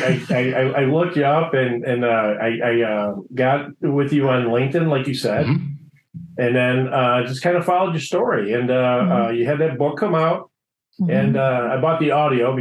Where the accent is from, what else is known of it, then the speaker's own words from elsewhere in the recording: Streamwood, Illinois, United States; I grew up in Streamwood, Illinois. You know, I've been out here in the northwest suburbs of Chicago all my life, basically, with the exception of my military time.